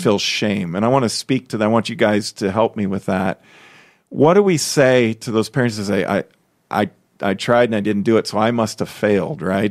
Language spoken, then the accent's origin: English; Chicago, Illinois, United States; now in Des Moines, United States; I'm from Chicago. I grew up there.